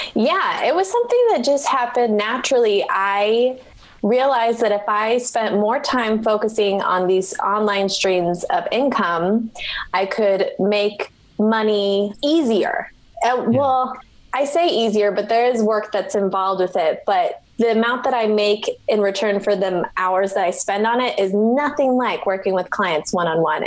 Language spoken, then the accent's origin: English; Omaha, Nebraska, United States; I work with clients one on one in my hometown of Omaha, Nebraska